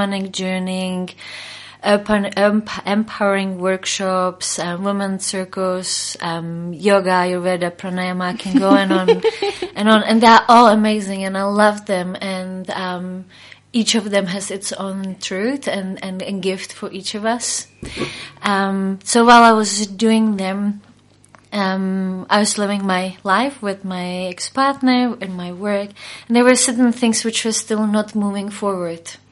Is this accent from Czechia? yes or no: yes; Prague, Czechia; now in New Zealand; I originally come from Czech Republic, where I grew up in Prague, but I came to New Zealand 12 years ago.